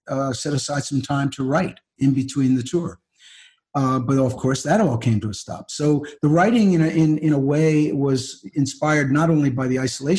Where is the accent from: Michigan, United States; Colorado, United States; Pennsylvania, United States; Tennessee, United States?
Pennsylvania, United States; North Wales; moved away; also born or lived in New York City; I grew up in North Wales.